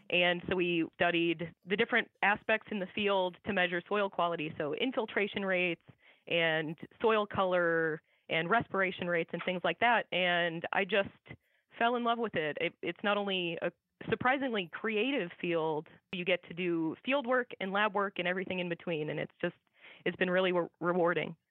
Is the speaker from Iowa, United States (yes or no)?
yes; Iowa, United States; I grew up in Iowa